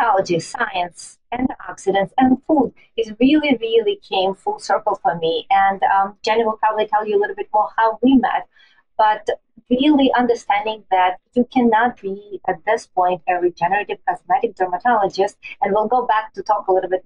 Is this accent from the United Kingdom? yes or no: no; Siberia, Russia; now in New York City, United States; I was born in Siberia and Russia